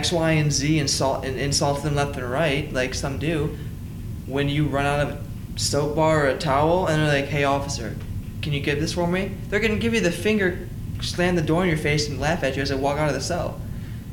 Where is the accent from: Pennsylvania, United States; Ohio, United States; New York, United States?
Ohio, United States; I grew up in Charlton, Ohio